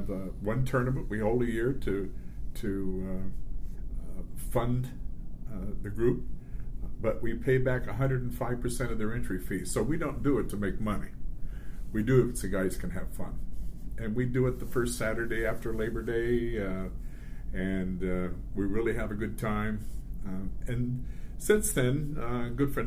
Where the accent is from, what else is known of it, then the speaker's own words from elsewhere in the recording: Guam; now in Grants Pass, United States; I grew up in Guam